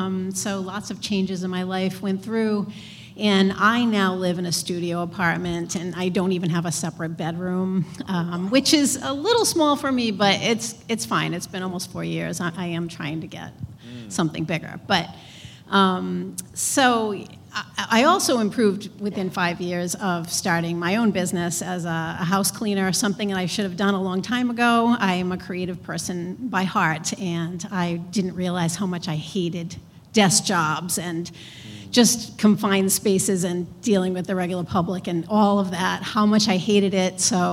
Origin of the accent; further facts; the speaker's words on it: Providence, Rhode Island, United States; I'm from Providence.